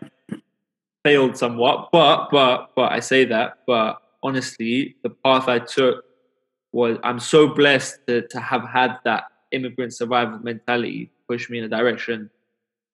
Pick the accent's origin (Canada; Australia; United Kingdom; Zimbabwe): United Kingdom; London; growing up in London, coming from an immigrant background